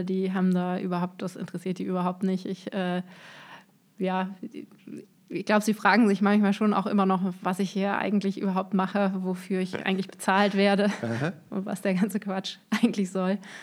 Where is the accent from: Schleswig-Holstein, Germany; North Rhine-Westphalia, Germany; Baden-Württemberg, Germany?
North Rhine-Westphalia, Germany; Düsseldorf; moved away as an adult; also born or lived in Cologne; now in Darmstadt, Germany; geboren und aufgewachsen bin ich in Düsseldorf